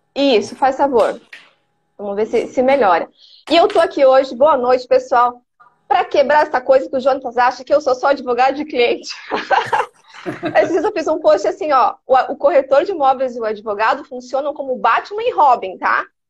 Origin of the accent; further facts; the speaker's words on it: Paraná, Brazil; now in Santa Catarina, Brazil; eu sou natural do Paraná, mas vim para Santa Catarina, me adaptei, estou aqui.